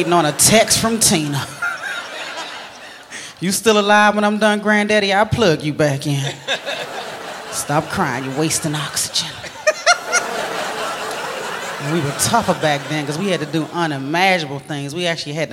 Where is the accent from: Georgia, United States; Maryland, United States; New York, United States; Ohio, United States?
Maryland, United States; I'm originally from Maryland, right outside of D.C.